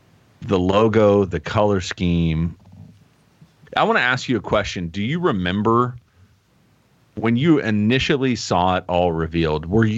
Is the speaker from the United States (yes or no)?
yes; Oklahoma, United States; accent: country drawl